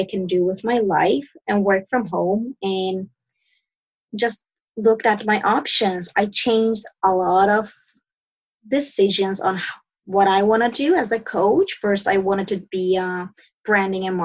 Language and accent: English; Sweden; moved away as an adult; now in Turkey; I'm born and raised in Sweden. I moved to Turkey to marry my husband